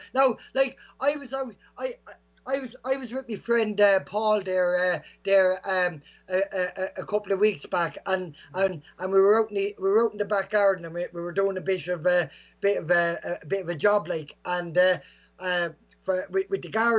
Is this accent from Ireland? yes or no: yes; Bagnallstown, Leinster, Ireland; She lives in Park Mirror, actually, where I grew up in okay. Bagnallstown.